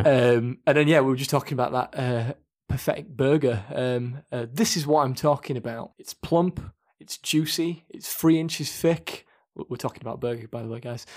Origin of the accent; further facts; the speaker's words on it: Leeds, Yorkshire and the Humber, United Kingdom; we're from Leeds, and obviously, um, Leeds United fans as well